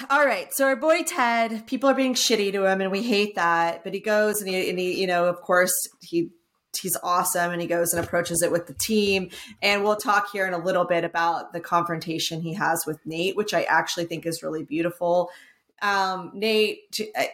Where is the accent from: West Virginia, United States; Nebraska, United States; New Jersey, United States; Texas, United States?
Texas, United States; I'm from Texas